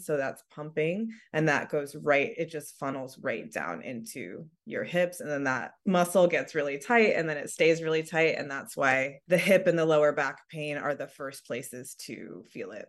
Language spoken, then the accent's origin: English; San Diego, California, United States; I grew up in San Diego, which is Southern California.